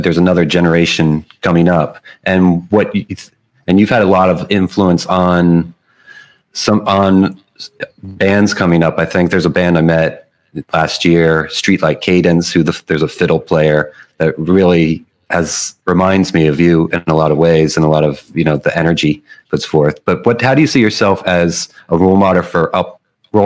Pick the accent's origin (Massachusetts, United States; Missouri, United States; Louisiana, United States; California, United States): Louisiana, United States; New Orleans; I'm from New Orleans